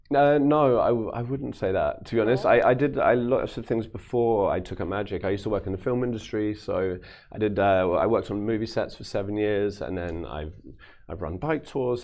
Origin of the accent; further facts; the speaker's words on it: London, United Kingdom; I grew up in London